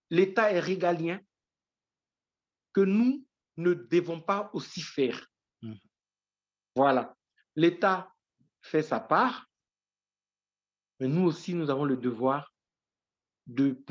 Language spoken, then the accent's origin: French; Issia, Sassandra-Marahoué, Côte d’Ivoire; au profit de l'enfance et de la jeunesse de ma ville natale, qui est située à 350 km de la Côte d'Ivoire et qu'on appelle Issia.